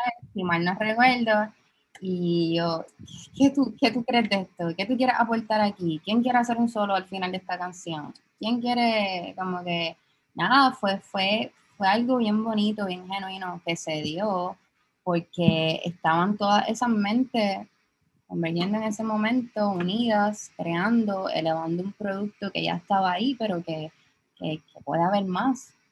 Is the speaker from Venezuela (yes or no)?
no; San Juan, Puerto Rico; soy de Santulce